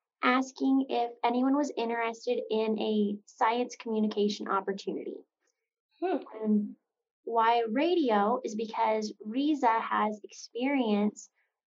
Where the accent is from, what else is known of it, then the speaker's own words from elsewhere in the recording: Southern Illinois, United States; now in Idaho, United States; I came to ISU all the way from the Midwest. I'm originally from Southern Illinois